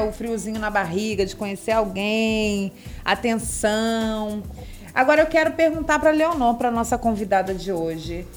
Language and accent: Portuguese; Rio de Janeiro, Brazil; moved away; Eu sou carioca